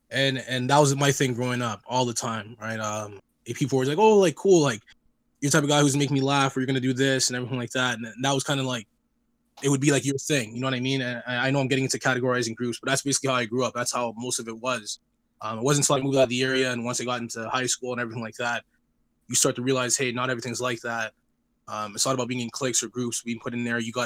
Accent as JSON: {"language": "English", "town": "Toronto", "region": "Ontario", "country": "Canada", "tie": "born or raised there", "also_born_or_lived": "Scarborough", "said": "I was born in Jane Finch. I grew up with a lot of Black friends"}